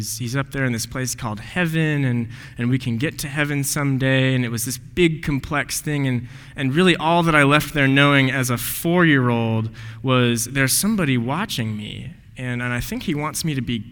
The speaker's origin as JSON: {"language": "English", "town": "Highlands Ranch", "region": "Colorado", "country": "United States", "tie": "born or raised there", "also_born_or_lived": "Denver, Colorado", "moved": "as an adult", "said": "I was born in Denver, Colorado. It's not just south of here. It's a little bit west of here, about 1,300 miles, and grew up in a pretty affluent community. It's this town called Highlands Ranch, Colorado"}